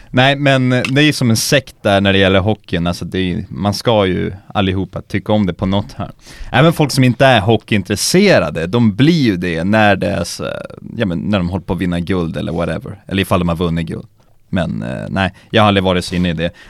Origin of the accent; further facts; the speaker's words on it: Västerbotten County, Sweden; typ Umeå och Skellefteå där jag är ifrån, det är mer som såhär Sovjet